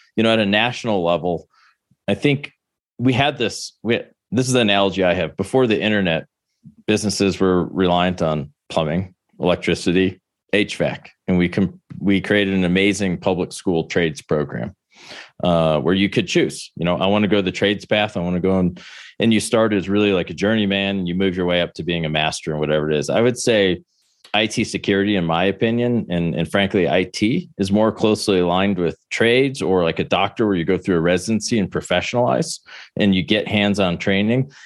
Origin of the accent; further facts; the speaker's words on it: Buffalo, New York, United States; moved away as an adult; also born or lived in Maryland; growing up in Buffalo, which isn't exactly a hub of, you know, tennis